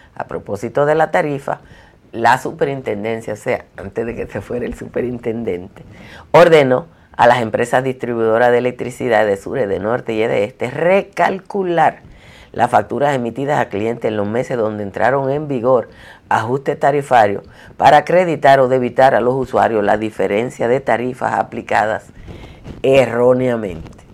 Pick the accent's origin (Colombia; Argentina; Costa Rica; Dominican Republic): Dominican Republic; como somos los dominicanos y dominicanas